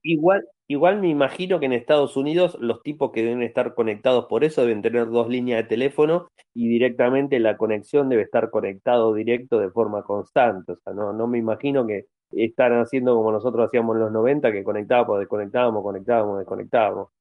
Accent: Argentina

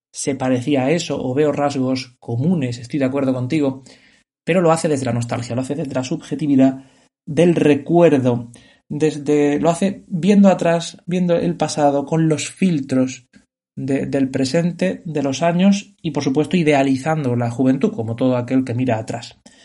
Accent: Spain; Yo que soy un hombre español

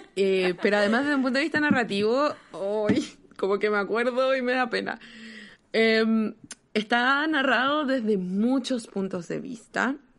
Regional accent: Chile; moved away; creciendo en Chile, uno crece pensando en la dictadura

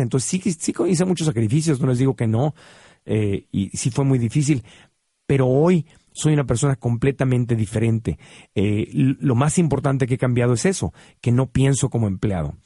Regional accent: Tijuana, Baja California, Mexico; crecí en Tijuana. Y en Tijuana crecí viendo cómo cruzaba la gente

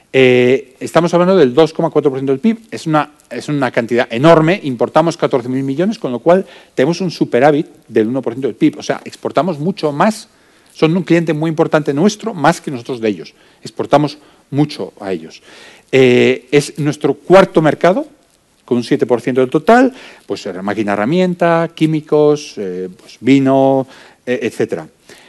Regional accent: Spain; moved away as an adult; also born or lived in United Kingdom; somos 100.000 los españoles en el Reino Unido

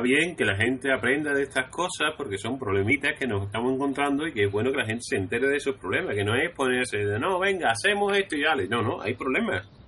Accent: Seville, Andalusia, Spain

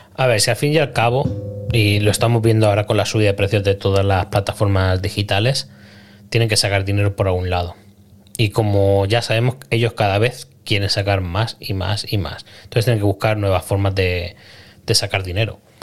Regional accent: Spain; yo soy español

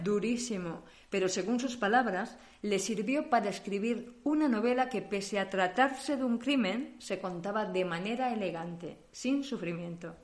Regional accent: Spain; now in Germany; Somos españolas, pero hace unos años que vivimos en Alemania

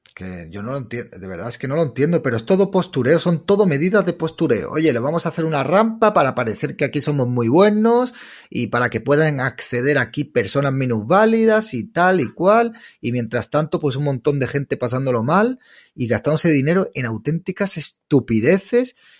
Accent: Málaga, Andalusia, Spain; Yo de Málaga.

